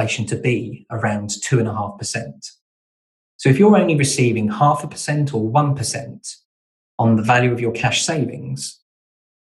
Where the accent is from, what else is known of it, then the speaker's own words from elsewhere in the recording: Kent, South East England, United Kingdom; now in Devon, United Kingdom; I'm originally from Kent, so I'm an import to Devon